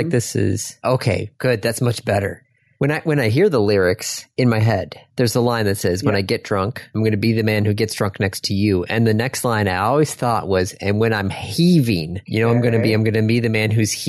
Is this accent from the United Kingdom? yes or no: yes; Scotland, United Kingdom; Yes, because I'm Scottish. And that's just, I guess, what we do.